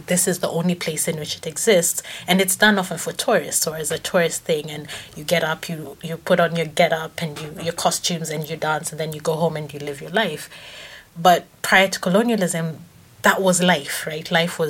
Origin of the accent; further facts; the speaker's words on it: Kenya; first language Kamba; English is a second language; when I think of the songs that I can sing, for example, in Kamba, which is my first language, they're like three or four, and that's messed up.